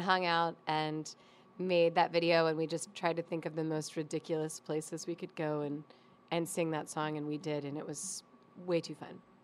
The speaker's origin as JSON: {"language": "English", "town": "Ashland", "region": "Virginia", "country": "United States", "tie": "born or raised there", "said": "I grew up, like, in the woods outside of Ashland"}